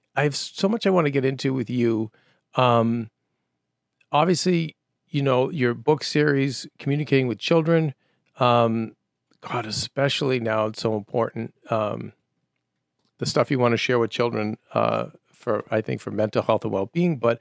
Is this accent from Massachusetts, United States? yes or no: yes; Winchester, Massachusetts, United States; also born or lived in Medford, Massachusetts; I was Medford and then Winchester